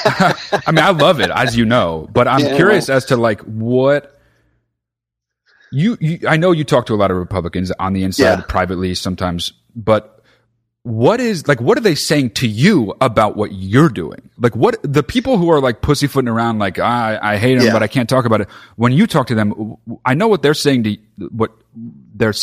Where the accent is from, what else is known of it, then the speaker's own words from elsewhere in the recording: United States; growing up in America, we learn a lot about fascist dictators